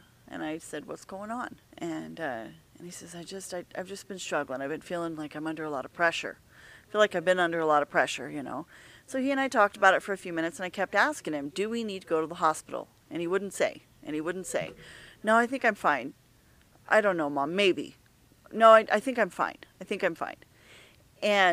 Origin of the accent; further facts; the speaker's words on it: Lehigh, United States; moved away as an adult; we were moving from our hometown of Lehigh.